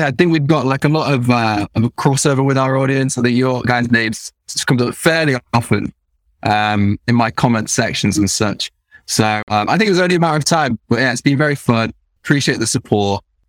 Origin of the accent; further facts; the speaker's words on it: Nottingham, East Midlands, United Kingdom; So I'm originally from Nottingham, which is Midlands. And there's a very specific Nottingham accent which you could have it from there. However, my parents are middle class. So the Nottingham accent gets a bit wiped out